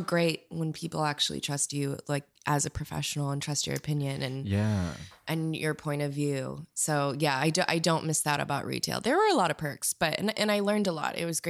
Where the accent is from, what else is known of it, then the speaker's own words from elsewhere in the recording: Minneapolis, Minnesota, United States; moved away as an adult; now in Chicago, United States; I'm from Minneapolis originally.